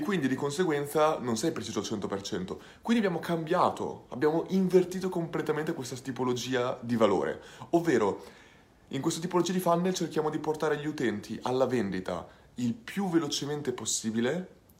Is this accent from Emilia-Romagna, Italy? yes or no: yes; Ferrara, Emilia-Romagna, Italy; sono di Ferrara, quindi starò principalmente a Ferrara